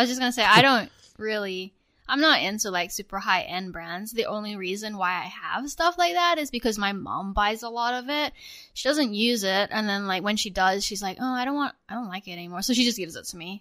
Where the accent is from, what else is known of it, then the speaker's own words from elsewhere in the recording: Australia; now in United States; when I was growing up in Australia